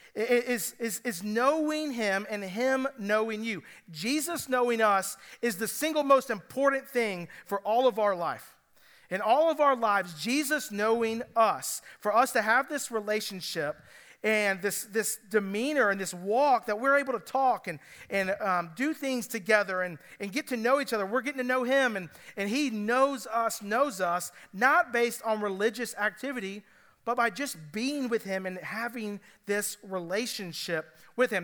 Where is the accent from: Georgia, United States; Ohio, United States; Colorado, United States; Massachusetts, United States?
Georgia, United States; Cobb County; now in Greenville County, United States; I'm from Cobb County